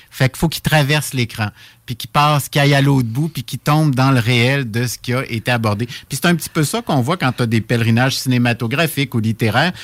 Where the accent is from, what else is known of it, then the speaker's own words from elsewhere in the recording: Saint-Jérôme, Quebec, Canada; je suis originaire de Saint-Jérôme, dans les, Laurentides